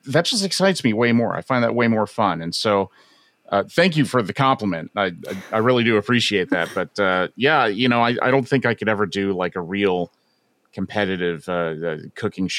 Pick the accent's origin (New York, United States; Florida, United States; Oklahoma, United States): Florida, United States; now in Seattle, United States; I grew up not in Seattle. I grew up in Florida